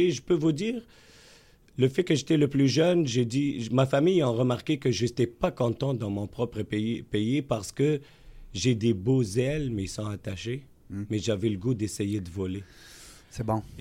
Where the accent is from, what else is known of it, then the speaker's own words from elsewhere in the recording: Tunisia; now in Quebec City, Canada; je suis né en Méditerranée. {S2} Ouais. {S1} Je suis originaire de la Tunisie.